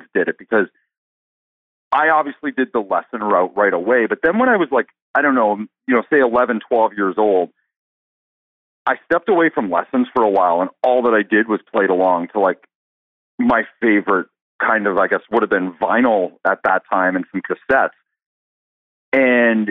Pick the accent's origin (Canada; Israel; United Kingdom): Canada; I'm from Canada and believe it or not, man, drumline is not popular here at all